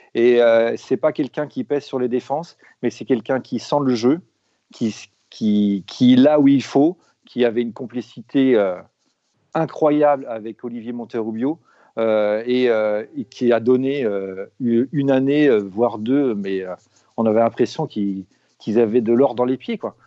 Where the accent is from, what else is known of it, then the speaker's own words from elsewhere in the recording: Rennes, Brittany, France; je suis né à Rennes, à Feu euh, l'Hôtel Dieu.